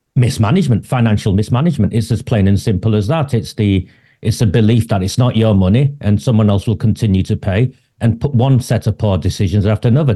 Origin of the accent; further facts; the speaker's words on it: Oldham, North West England, United Kingdom; where I'm standing in my hometown, this is my hometown